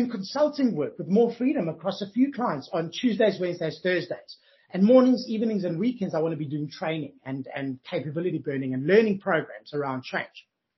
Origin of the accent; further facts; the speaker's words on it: Johannesburg, Gauteng, South Africa; moved away as an adult; now in Australia; I'm originally from Johannesburg, South Africa